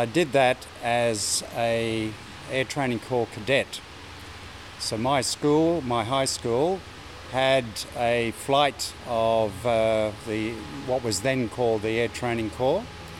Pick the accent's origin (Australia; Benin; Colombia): Australia; Brisbane, Queensland; I was born in Brisbane and grew up here. Went to school at Yeronga, then into in high school in Brisbane